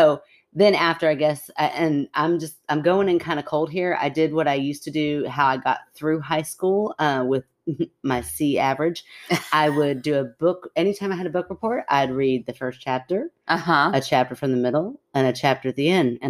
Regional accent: Washington, United States; I grew up in Washington State and was a bored 19-year-old always looking for fun.

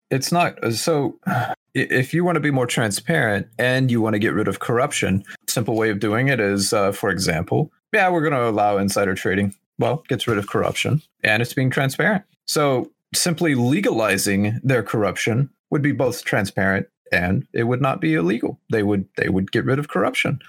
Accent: Oklahoma, United States; I'm from Oklahoma

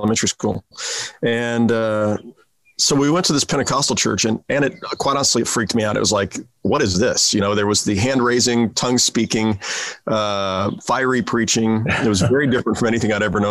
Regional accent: Kansas City, Kansas, United States; also born or lived in Tucson, Arizona / Prairie Village, Kansas; I grew up in Kansas City too.

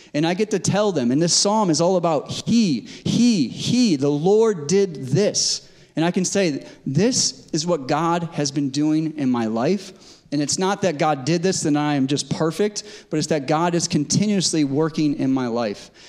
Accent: Connecticut, United States; moved away as an adult; now in West Coast, United States; I grew up in Connecticut, spent most of my life in Connecticut before, being, before moving to the West Coast.

